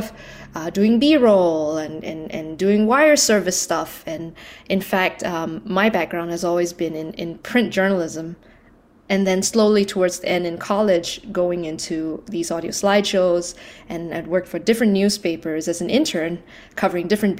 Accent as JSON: {"language": "English", "country": "Malaysia", "tie": "born or raised there", "said": "I was born and raised in Malaysia."}